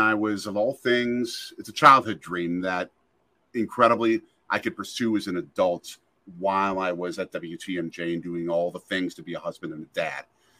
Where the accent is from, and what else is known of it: Milwaukee, Wisconsin, United States; born or raised there